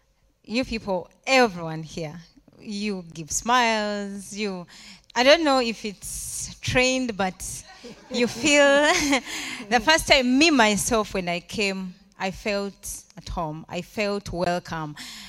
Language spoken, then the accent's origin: English; Uganda; moved away as an adult; now in Rome, Italy; I'm from Uganda, East Africa.